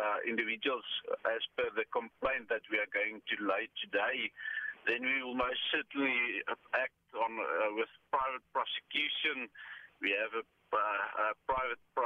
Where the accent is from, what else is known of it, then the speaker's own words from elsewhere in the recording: South Africa; us as the South African society